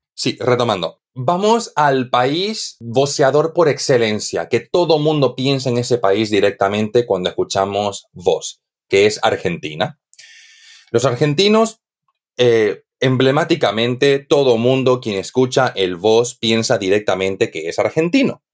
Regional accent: Santa Cruz de la Sierra, Santa Cruz, Bolivia; moved away as an adult; now in Spain; en Bolivia, de donde yo soy, yo soy de Santa Cruz de la Sierra, del este del país

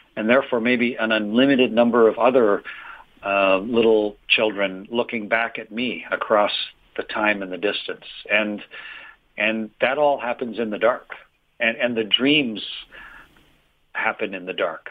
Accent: Canada; I'm from Canada

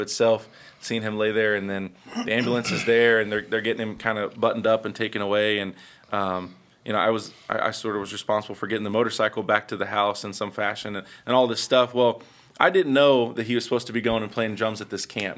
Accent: Indianapolis, Indiana, United States; first four or five years of my life, I grew up on the west side of Indianapolis

